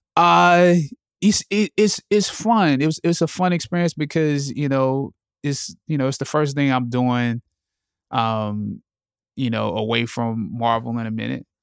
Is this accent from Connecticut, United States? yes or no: no; Anderson, South Carolina, United States; I'm from Anderson, South Carolina